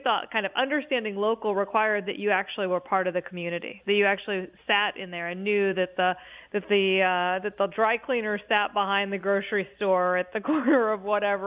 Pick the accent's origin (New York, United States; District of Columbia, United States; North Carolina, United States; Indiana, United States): Indiana, United States; moved away as an adult; also born or lived in Ohio; I was living in a city I didn't know because I was from Indiana and moved to Ohio